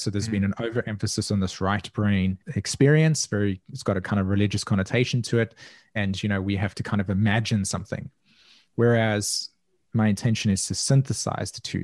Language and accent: English; South Africa; I grew up in south africa and was very much a part of a culture that was deeply divided by segregation